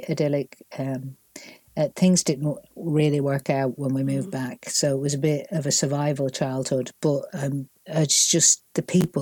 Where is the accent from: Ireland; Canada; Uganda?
Ireland; accent: Northern; moved away as an adult; also born or lived in Manchester, England; 6 when we moved to Ireland, and it was such a difference from Manchester